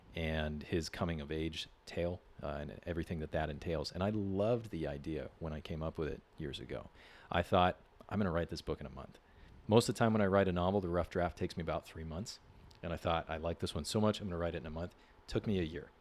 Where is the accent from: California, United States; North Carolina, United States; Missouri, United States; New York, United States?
California, United States; San Diego; I grew up here in San Diego. I'm actually a fifth generation San Diegan